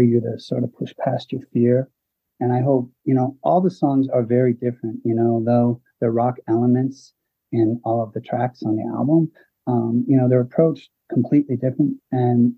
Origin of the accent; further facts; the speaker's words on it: New England, United States; I'm from the New England area.